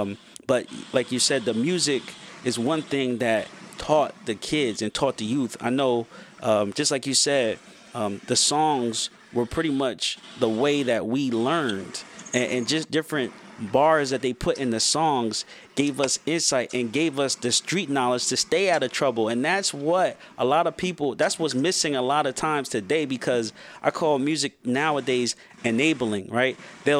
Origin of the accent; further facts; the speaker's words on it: New Jersey, United States; I'm from Jersey